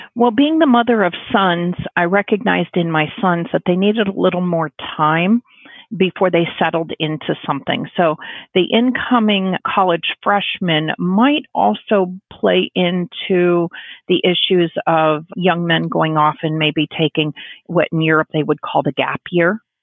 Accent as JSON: {"language": "English", "region": "Illinois", "country": "United States", "tie": "born or raised there", "moved": "yes", "lives_now": "San Diego, United States", "said": "growing up in Illinois, you're growing up in a very union type of organization"}